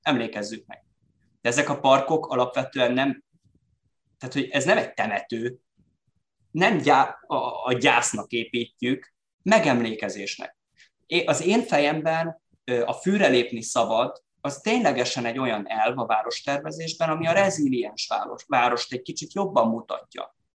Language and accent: Hungarian; Szeged, Csongrád-Csanád, Hungary; mi szegediek vagyunk, és mi magyarok vagyunk